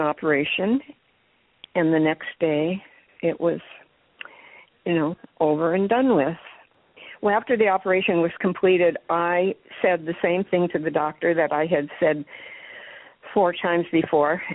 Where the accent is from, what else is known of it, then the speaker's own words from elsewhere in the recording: Duluth, Minnesota, United States; my hometown of Duluth, Minnesota.